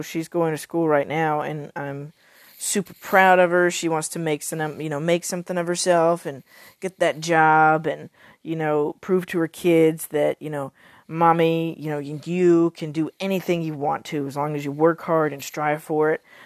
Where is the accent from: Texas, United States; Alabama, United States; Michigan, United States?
Texas, United States; I I am Texan